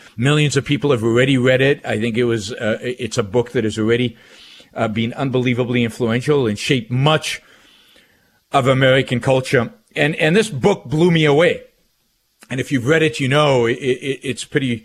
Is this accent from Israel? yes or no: yes; Israel; now in United States; So I was born and raised in Israel. I lived most of my early life in the state of Israel. I immigrated. I'm an immigrant to the United States.